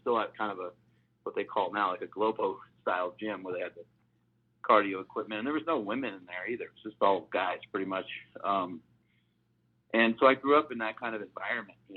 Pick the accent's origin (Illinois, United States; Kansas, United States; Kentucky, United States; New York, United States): New York, United States; Poughkeepsie; growing up in Poughkeepsie, New York.